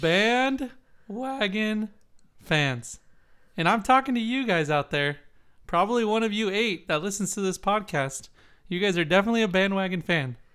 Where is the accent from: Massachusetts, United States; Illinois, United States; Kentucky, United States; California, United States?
California, United States; San Diego; I'm from San Diego